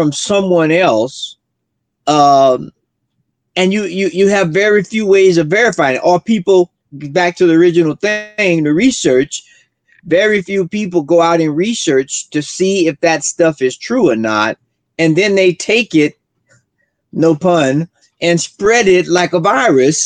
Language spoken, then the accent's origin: English; Florida, United States; now in Colorado, United States; Florida, my hometown